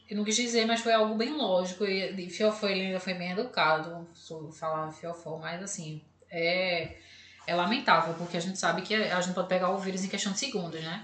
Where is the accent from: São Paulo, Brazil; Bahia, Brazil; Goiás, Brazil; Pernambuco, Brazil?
Pernambuco, Brazil; Recife; a gente sabe aqui de Recife